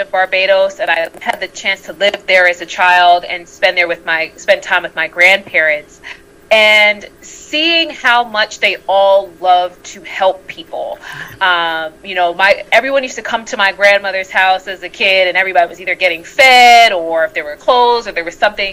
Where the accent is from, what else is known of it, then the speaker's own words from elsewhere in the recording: New York City, New York, United States; moved away as an adult; now in Buenos Aires, Argentina; I'm originally from Brooklyn, New York, and right now I live in Buenos Aires, Argentina